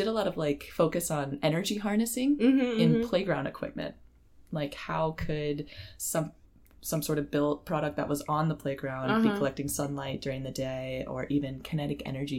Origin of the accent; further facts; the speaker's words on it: North Carolina, United States; now in Miami, United States; So I was born in North Carolina to a logistics manager and a data analyst.